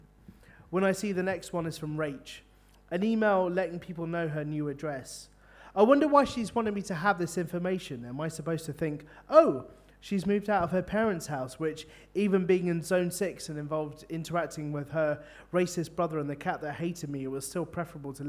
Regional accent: London, United Kingdom; now in Bristol, United Kingdom; I'm from London

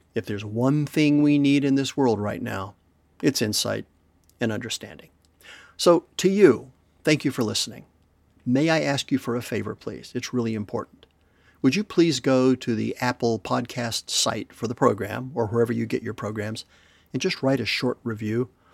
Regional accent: Madrid, Community of Madrid, Spain; moved away; When I was a kid growing up in Madrid

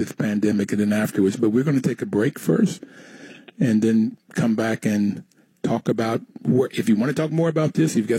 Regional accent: Bluefield, West Virginia, United States; I grew up in Bluefield, West Virginia, in Appalachia, and I saw poverty firsthand

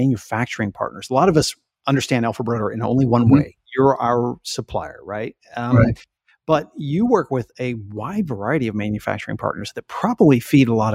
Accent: Texas, United States; I grew up in Texas

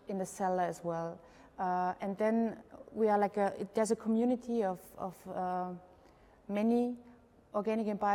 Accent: Burgenland, Austria; I'm from Austria, Burgenland. That's the most eastern part of Austria, near the Hungarian border.

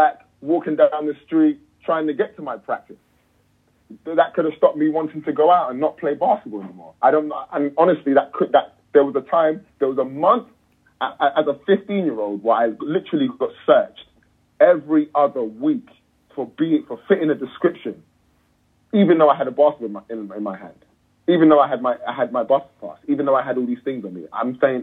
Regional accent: London, United Kingdom; I'm from London. I grew up partly in East London and partly in North London, Northwest London, to be exact.

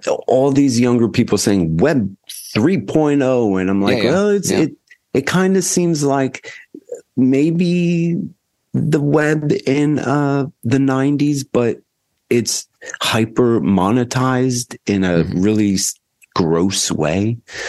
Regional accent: New Jersey, United States; now in Chicago, United States; New Jersey.

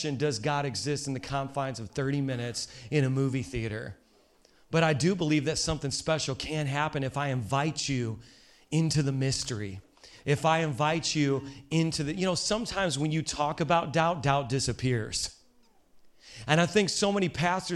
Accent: Hammond, Indiana, United States; I was raised in Hammond, Indiana

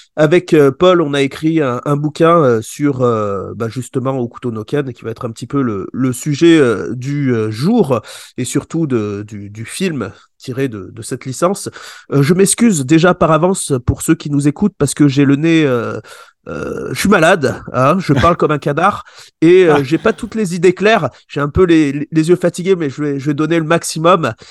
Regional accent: Échirolles, Auvergne-Rhône-Alpes, France; also born or lived in Grenoble; je suis de Grenoble et j'habite dans une petite ville à côté. Enfin, je suis né dans une petite ville à côté. J'ai vécu là-bas qui s'appelle, ça s'appelle Échirol

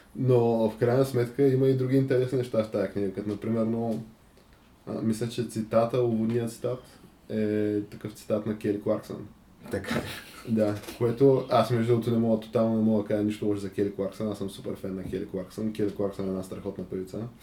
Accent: Bulgaria; аз като българин

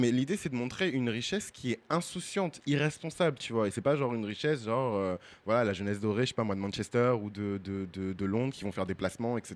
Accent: Benin; Moi, je suis béninois, mais les Togolais, ils sont dans mon cœur. Je suis Togolais de cœur.

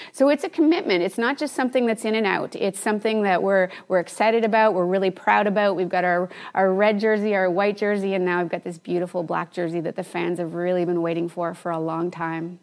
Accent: Canada; I'm Canadian

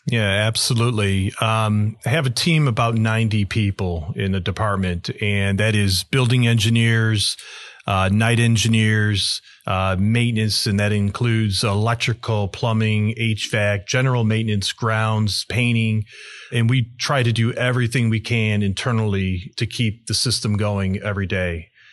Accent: Aurora, Illinois, United States; I was born in Aurora, been here my entire life

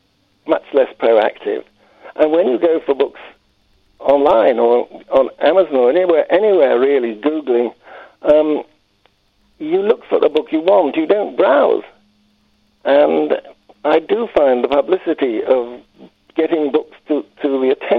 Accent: London, United Kingdom; now in Harrogate, United Kingdom; I'm a Londoner, but I've moved steadily northwards

